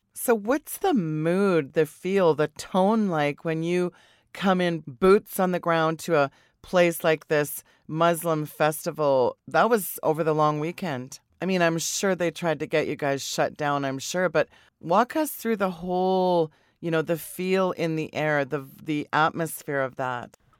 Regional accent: Canada; me as a Canadian

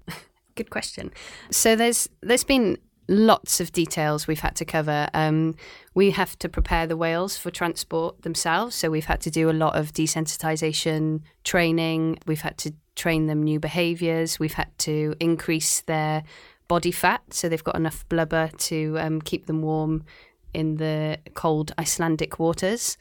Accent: Cardiff, Wales, United Kingdom; also born or lived in Aberystwyth, Wales; now in Shanghai, China; I'm from Cardiff in Wales

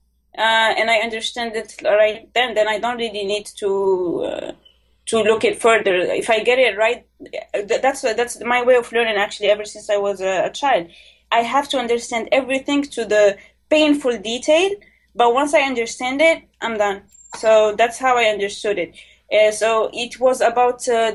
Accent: Morocco; I'm from Morocco

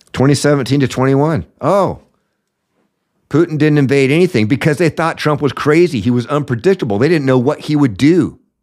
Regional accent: Washington, United States; Over here in my home state of Washington

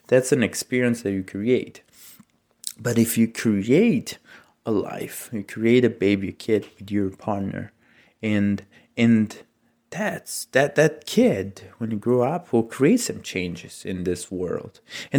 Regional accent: Italy; English is a second language; So my mom's, I'm from Italy, and my mom sent a recipe from my mother-in-law to create her famous eggplant parmigiana.

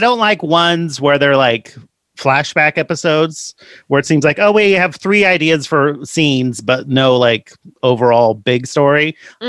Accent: San Jose, California, United States; I'm born and raised in Sa- San Jose, California

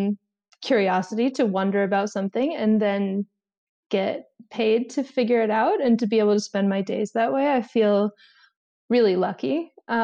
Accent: Florida, United States; I come from Florida

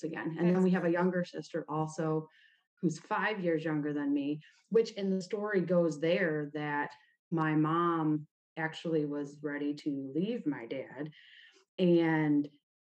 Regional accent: Toledo, Ohio, United States; also born or lived in Oregon, Ohio; I was born in Toledo, Ohio. Actually, I was born in Oregon, but Toledo's where I grew up

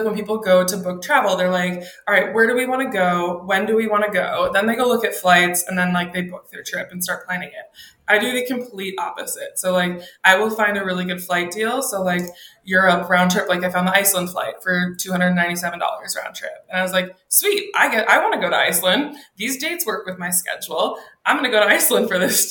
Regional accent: Minneapolis, Minnesota, United States; moved away as an adult; now in Seattle, United States; I'm from Minneapolis originally.

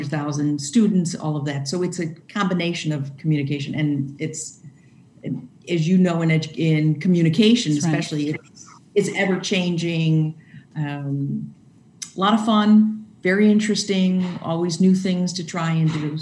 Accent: Chicago, Illinois, United States; moved away as an adult; now in Wauconda, United States; I grew up in Chicago

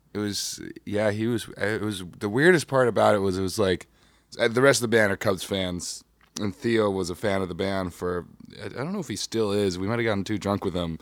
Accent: Chicago, Illinois, United States; I'm from Chicago here

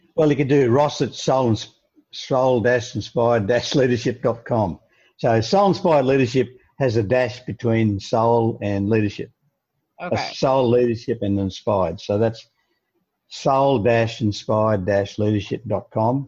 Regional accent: Australia; being an Australian

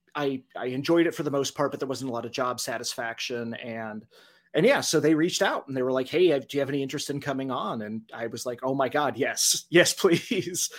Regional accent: Dodge City, Kansas, United States; moved back to my hometown of Dodge City

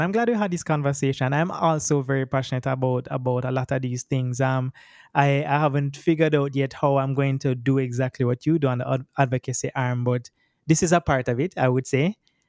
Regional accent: Jamaica

